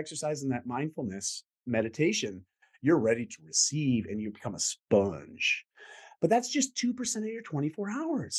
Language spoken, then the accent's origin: English; Canada; I'm Canadian.